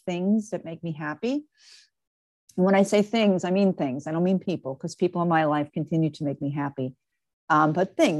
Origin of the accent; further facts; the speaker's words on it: New York, United States; now in Marlboro, United States; I actually am originally from New York, but I've been living in New Jersey, a town called Marlborough, New Jersey.